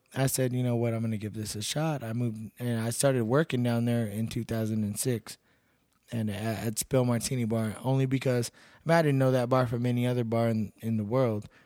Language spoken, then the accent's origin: English; Seguin, Texas, United States; born or raised there; moved away as an adult; also born or lived in Cedar Park, Texas; now in Pflugerville, United States